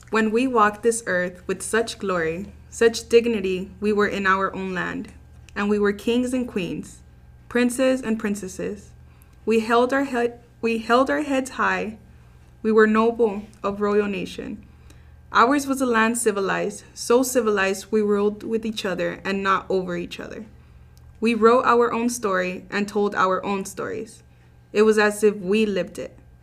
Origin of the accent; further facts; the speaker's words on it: Brownsville, Texas, United States; I was also born and raised in Brownsville, Texas.